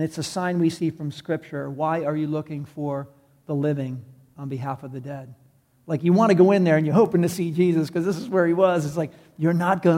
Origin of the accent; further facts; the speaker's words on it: New York City, New York, United States; I'm from New York City.